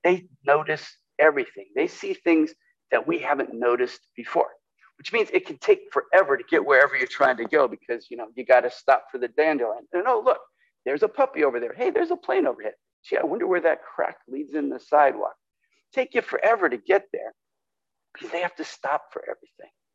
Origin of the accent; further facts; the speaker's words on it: California, United States; now in Portland, United States; I grew up in California